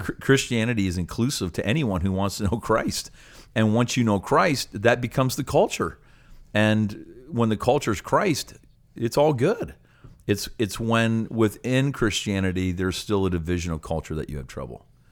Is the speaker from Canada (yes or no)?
yes; Canada; I'm a proud Canadian, and when I go to other places, um, I, I love to let people know that I'm Canadian